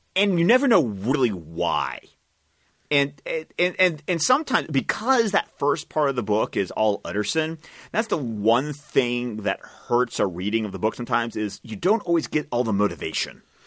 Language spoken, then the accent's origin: English; Scotland, United Kingdom; I speak as a Scot